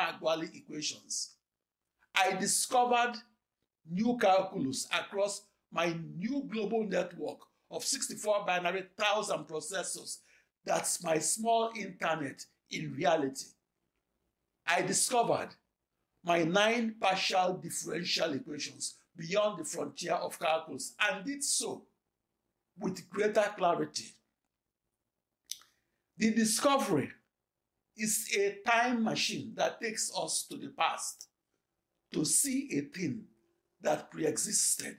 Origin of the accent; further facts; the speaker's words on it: Nigeria; moved away as an adult; now in United States; I'm a Nigerian born who is studied in American schools